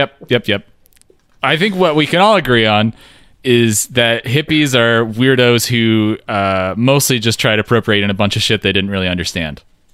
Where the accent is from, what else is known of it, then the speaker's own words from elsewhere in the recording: Eugene, Oregon, United States; Maybe I just say that because I grew up in Eugene, Oregon, which is the hippie capital of the world.